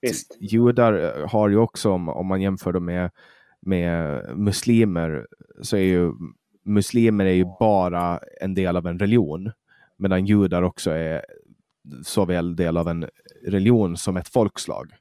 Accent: Åland, Finland; moved away as an adult; now in Sweden; Jag är ju finsk medborgare och jag är född och uppvuxen på Åland.

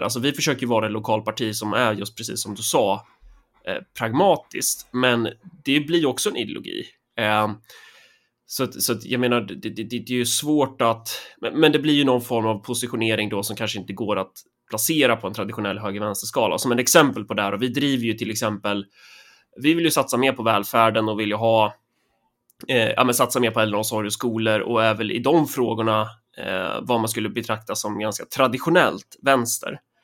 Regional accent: Närke, Örebro County, Sweden; vi är ju närkingar

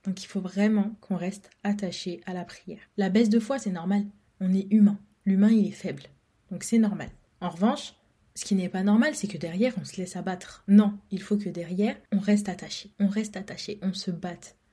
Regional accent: France; je suis née en France, j'ai grandi en France, j'ai tout fait en France.

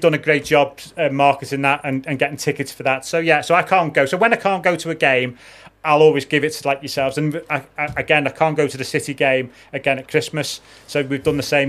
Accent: Liverpool, North West England, United Kingdom; also born or lived in Wirral; I was born in Liverpool, but I, I live over the water now

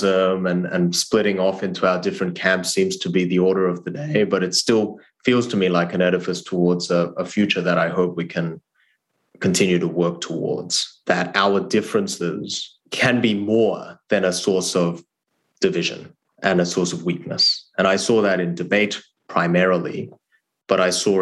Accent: Australia; English is a second language; moved away as an adult; also born or lived in South Korea / Harvard, United States; I grew up in Australia and I went to college at Harvard

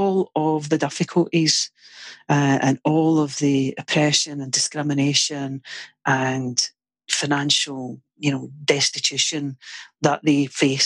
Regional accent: Glasgow, Scotland, United Kingdom; Born into a family of Irish descent, like, in Glasgow

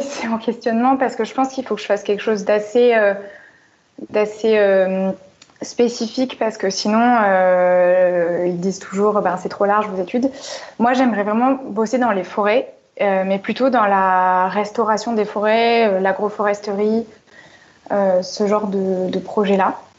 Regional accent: Marseille, Provence-Alpes-Côte d'Azur, France; now in Paris, France; je suis de Marseille à la base

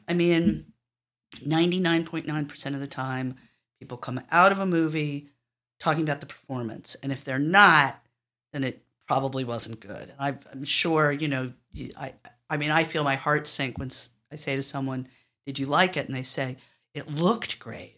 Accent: New York City, New York, United States; I grew up on the Upper West Side

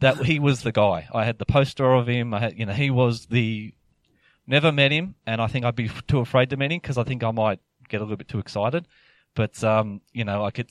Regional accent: Parramatta, New South Wales, Australia; I grew up in Parramatta area.

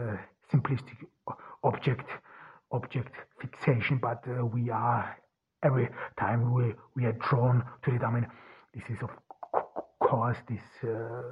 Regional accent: Austria; now in Ordu, Turkey; I grew up in Austria.

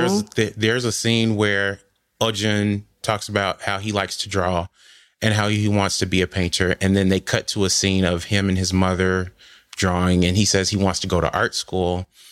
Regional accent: United States; I'm American at this point.

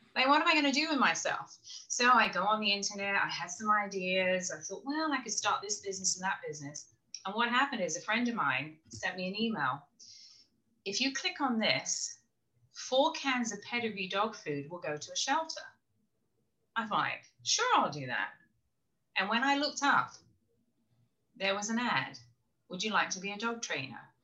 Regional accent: England, United Kingdom; also born or lived in Florida; now in South Carolina, United States; I'm from England originally

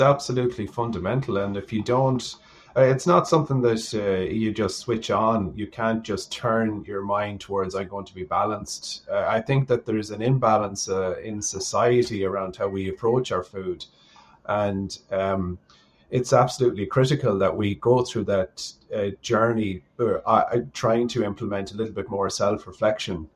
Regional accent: Sligo, Connacht, Ireland; at home in Sligo.

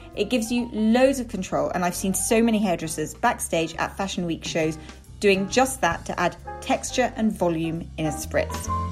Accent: London, United Kingdom; I, I grew up very near there

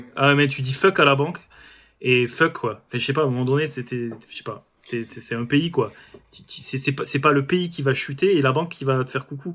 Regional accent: France; on est, on est français quoi, on est têtu

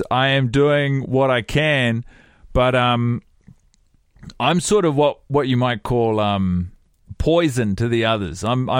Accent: New Zealand; I am from New Zealand.

